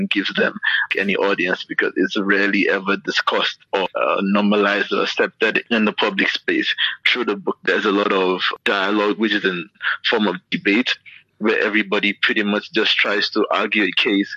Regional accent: Lagos, Nigeria; also born or lived in Enugu; growing up in Lagos, like as a child

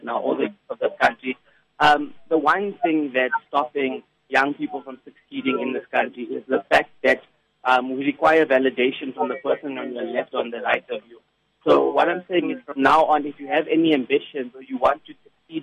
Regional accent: Klerksdorp, North West, South Africa; I'm originally from the Northwest Province, from Klerksdorp

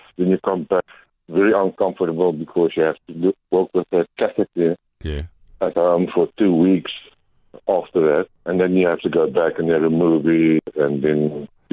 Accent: Cape Town, Western Cape, South Africa; moved away; also born or lived in Karoo; I was born in the Karoo, California, and then I grew up in Cape Town and went to school there

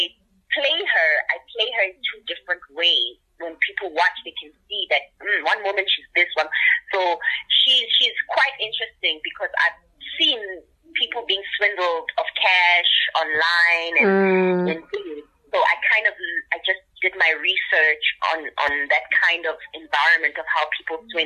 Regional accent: Soweto, Gauteng, South Africa; I'm from Soweto. I'm from the township

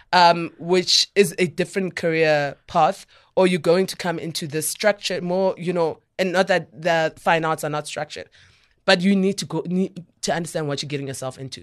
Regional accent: Soweto, Gauteng, South Africa; I'm a girl from Soweto

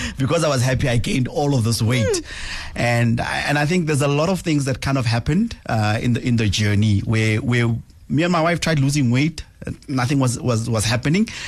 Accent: Pretoria, Gauteng, South Africa; I'm from Mamelodi, uh, township east of Pretoria, born and bred there

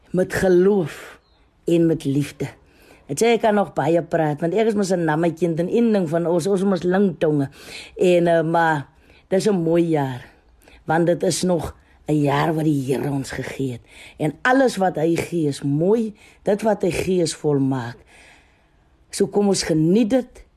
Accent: South Africa; ons as Suid-Afrikaners

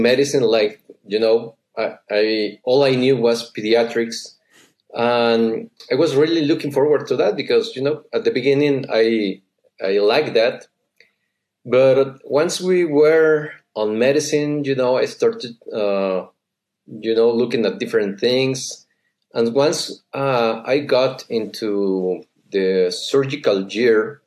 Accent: San Luis Potosí, Mexico; I come from San Luis, as you just said. It's a city right in the middle of the country.

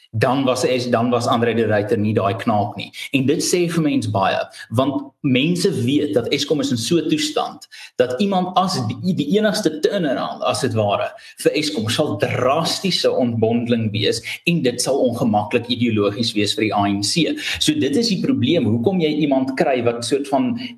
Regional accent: South Africa; as Suid-Afrikaner

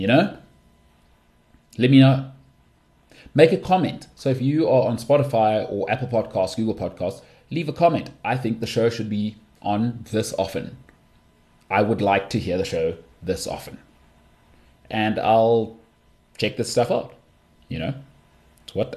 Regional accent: South Africa; I'm from South Africa.

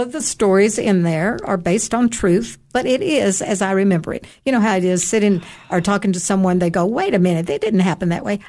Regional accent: Cookeville, Tennessee, United States; moved away as an adult; also born or lived in North Carolina / Georgia / Greece; I was born and raised here in Cookville

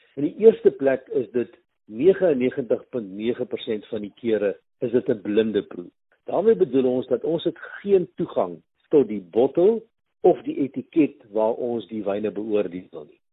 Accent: North-Eastern Cape, South Africa; moved away; by plaas waar ek nou groot geword het daar in die Indiese wêreld in die Noord-Oos-Kaap

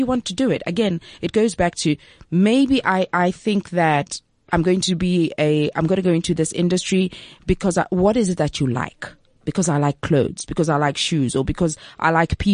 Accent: Zambia; now in South Africa; I'm originally from Zambia

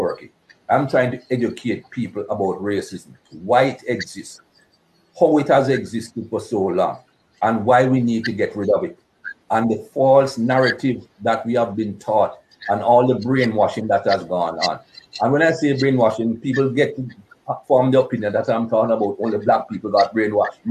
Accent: Jamaica; moved away; Growing up in Jamaica, I didn't experience any racism growing up in Jamaica

